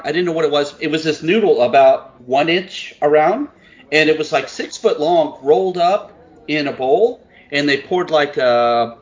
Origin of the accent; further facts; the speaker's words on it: Texas, United States; I'm from Texas.